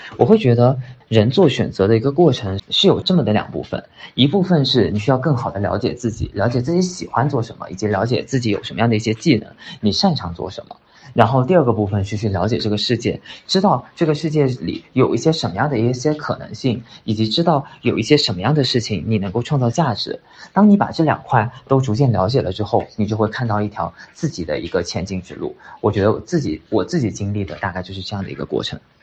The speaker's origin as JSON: {"language": "Chinese", "country": "China", "said": "我一个本科研究生刚刚毕业的这种中国年轻人"}